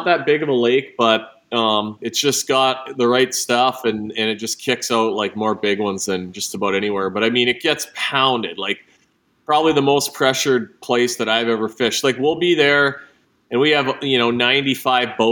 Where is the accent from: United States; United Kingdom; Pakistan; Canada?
Canada; Kenora, Ontario; From Lake of the Woods, Kenora, Ontario, and, grew up fishing, had access to a boat as a little kid.